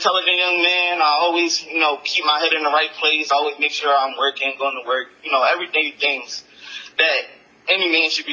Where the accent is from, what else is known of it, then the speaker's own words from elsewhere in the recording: Philadelphia, Pennsylvania, United States; I'm from Philadelphia, Pennsylvania